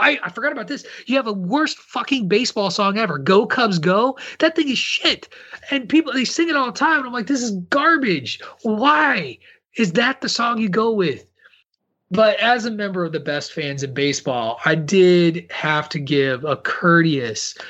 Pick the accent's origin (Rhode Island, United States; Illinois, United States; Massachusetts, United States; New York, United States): Illinois, United States; Central; I grew up in Illinois